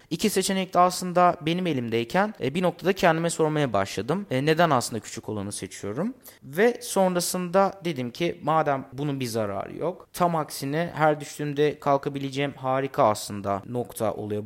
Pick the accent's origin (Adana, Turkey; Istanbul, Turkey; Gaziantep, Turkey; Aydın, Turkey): Gaziantep, Turkey; Bir şehirde dünyaya geldim. hala da burada yaşıyorum. Gaziantep'ten bahsediyorum.